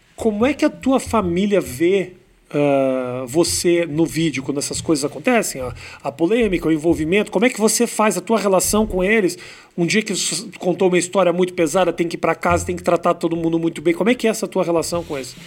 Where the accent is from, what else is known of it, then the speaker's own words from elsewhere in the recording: Porto Alegre, Rio Grande do Sul, Brazil; Eu sou de Porto Alegre